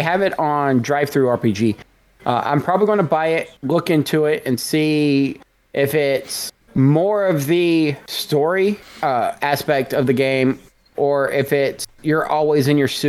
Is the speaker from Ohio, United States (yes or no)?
no; Texas, United States; I'm from Texas.